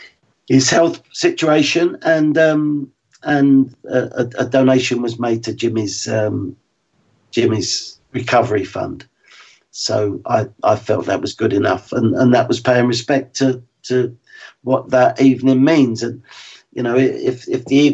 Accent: London, United Kingdom; I'm from West London

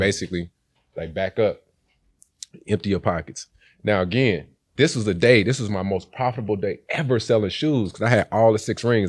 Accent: Helena, Arkansas, United States; I started being raised in, uh, Helena.

